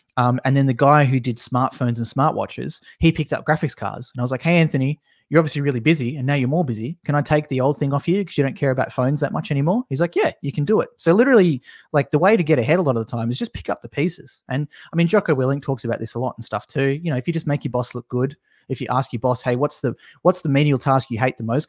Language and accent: English; Tasmania, Australia; also born or lived in Melbourne; I'm from Tasmania